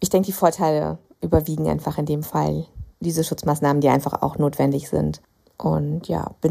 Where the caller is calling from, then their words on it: North Rhine-Westphalia, Germany; Ich war am Montag, als die Hallen hier bei uns in Nordrhein-Westfalen wieder geöffnet haben, direkt bouldern.